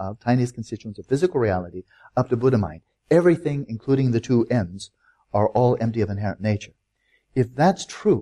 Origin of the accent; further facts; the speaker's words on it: United States; I'm an American